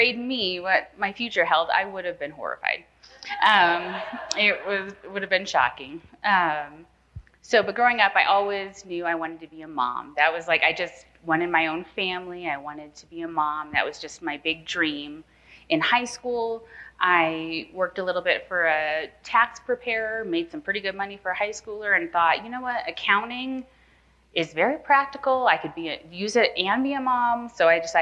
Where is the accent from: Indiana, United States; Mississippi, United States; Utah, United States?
Indiana, United States; Nappanee; moved away; I'm from Napanee, Indiana, born and raised in the cornfields